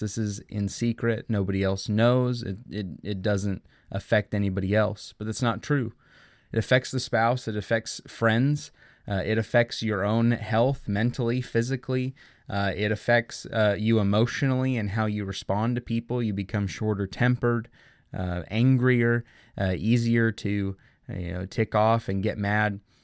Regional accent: Oklahoma, United States; the Oklahoma City Thunder, a team who I've been with since they arrived in my home state

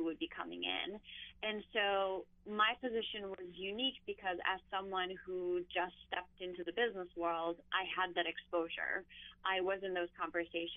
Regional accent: Istanbul, Turkey; now in New York, United States; I grew up in Istanbul, so I'm used to that like large chaotic city environment

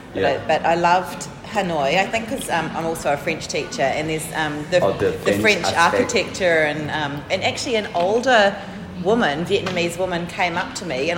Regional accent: New Zealand; moved away; I've been here 10 years, so possibly it was when I was there, things had really picked up. You know, when I was growing up in New Zealand, food was not great.

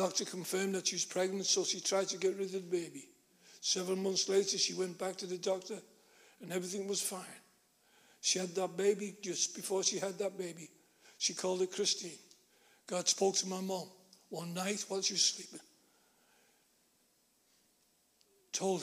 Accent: Liverpool, North West England, United Kingdom; Born and bred in Liverpool

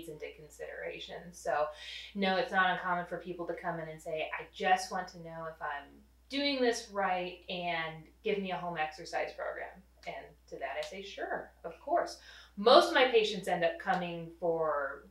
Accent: Rolla, Missouri, United States; also born or lived in St. Louis; I grew up in Rolla, so I'm a hometown girl

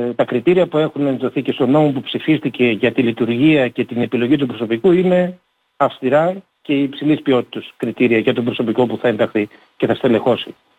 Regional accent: Thrace, Greece; Όλοι είμαστε Θρακιώτες.

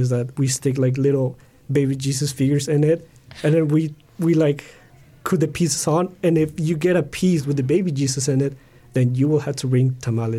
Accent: Mexico; moved away; I grew up in Mexico

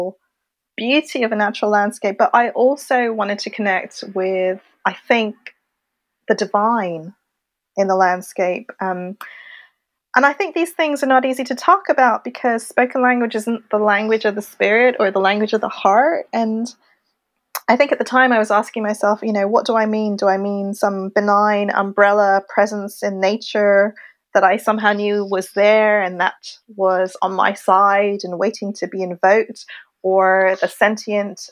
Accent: Montreal, Quebec, Canada; also born or lived in Wimbledon, London / Laurentian Mountains / France / Tbilisi; now in London, United Kingdom; I was born in London. I was raised in Montreal, Canada.

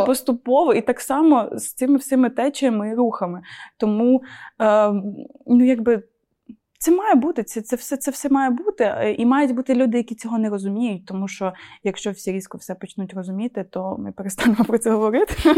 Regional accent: Ukraine; accent: Surzhyk; в мене такий суржик

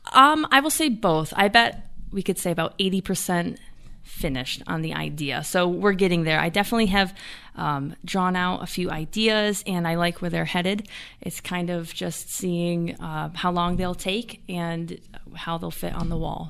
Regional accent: Jamestown, New York, United States; Born and raised in Jamestown

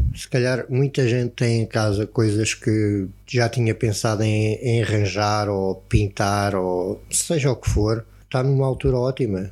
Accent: Algarve, Portugal; Nós somos algarvios

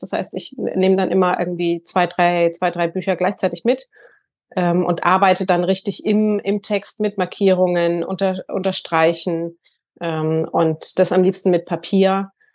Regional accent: Hamburg, Germany; also born or lived in Sylt; ich komme aus Hamburg, lebe in Hamburg und Sylt

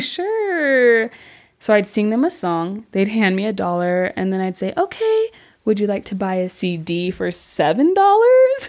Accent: Orem, Utah, United States; born or raised there; also born or lived in American Fork, Utah / Asia

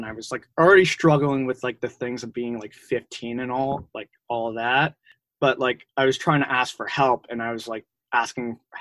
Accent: Ridgewood, New Jersey, United States; I grew up in Ridgewood

